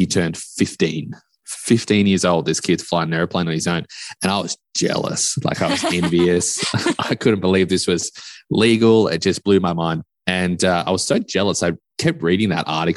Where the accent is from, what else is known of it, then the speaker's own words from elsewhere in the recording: Australia; moved away; also born or lived in West Texas; I am actually from Australia